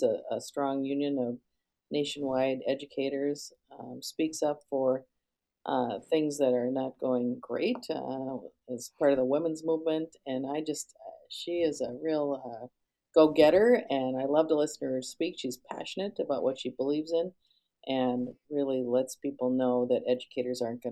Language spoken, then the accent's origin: English; Duluth, Minnesota, United States; I'm from Duluth, Minnesota originally